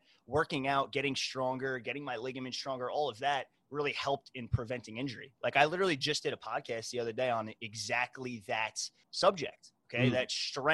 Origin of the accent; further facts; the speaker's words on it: New York, United States; I was born and raised in New York